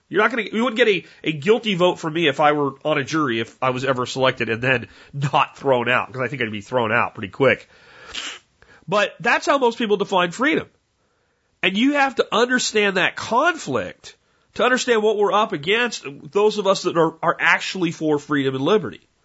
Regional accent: United States; you have this pride in being an American.

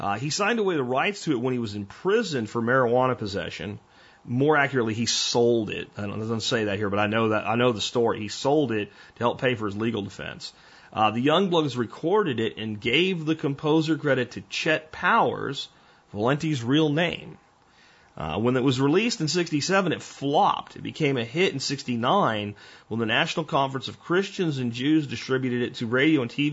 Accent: New Jersey, United States; now in Texas, United States; I was expelled from a birth canal in New Jersey, which happened to be within the borders of the United States

